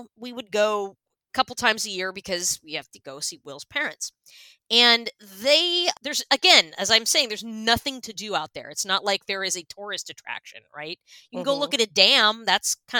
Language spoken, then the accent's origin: English; Pennsylvania, United States; moved away; I'm from Pennsylvania